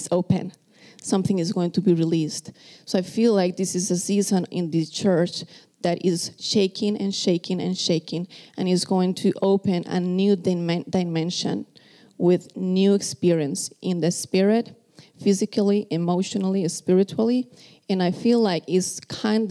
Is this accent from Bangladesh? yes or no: no; Costa Rica; English is a second language; moved away; I am from Costa Rica, if you are first time here, so you can tell that this is my second language.